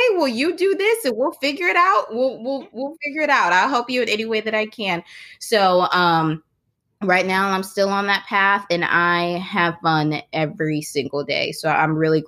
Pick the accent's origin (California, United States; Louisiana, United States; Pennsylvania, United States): Louisiana, United States; New Orleans; also born or lived in Baton Rouge; I'm from New Orleans, Louisiana